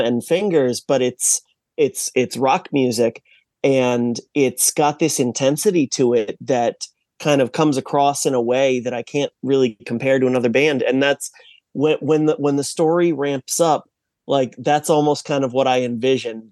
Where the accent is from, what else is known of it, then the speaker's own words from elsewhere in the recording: Massachusetts, United States; I was born and raised in Massachusetts